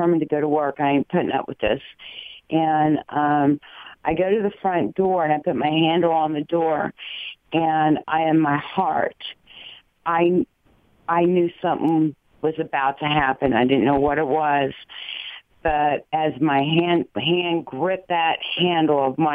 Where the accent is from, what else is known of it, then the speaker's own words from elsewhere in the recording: Dayton, Ohio, United States; I was born in Miami Valley Hospital. Kettering Labs is like my stomping ground